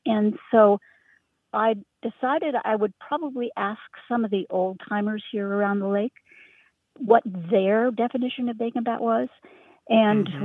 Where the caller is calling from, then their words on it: Richmond, Virginia, United States; also born or lived in Berkshires, Massachusetts; I'm calling from Richmond, Virginia, but my heart is in the Berkshires of Western Massachusetts